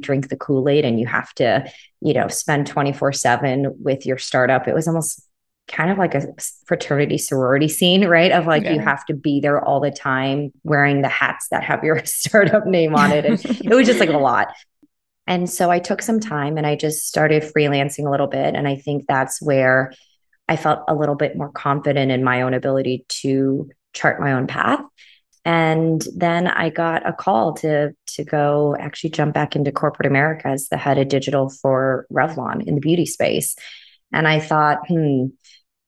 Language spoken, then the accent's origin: English; San Diego, California, United States; I grew up in San Diego, California